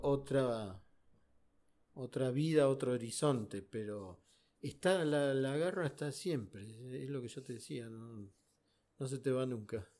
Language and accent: Spanish; Buenos Aires, Argentina; Para mí existió el 78, que era chico y, ahí me fui caminando desde Chacarita hasta el obelisco con mis primos